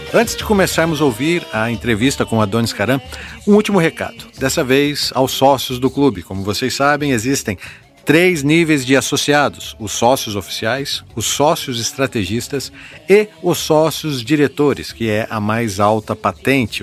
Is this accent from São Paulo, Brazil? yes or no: yes; Novo Horizonte, São Paulo, Brazil; Eu sou nascido em Novo Horizonte, aqui no interior de São Paulo